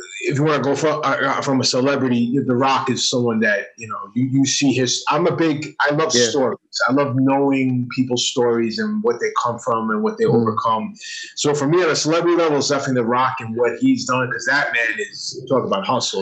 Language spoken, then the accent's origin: English; New York, United States; growing up in New York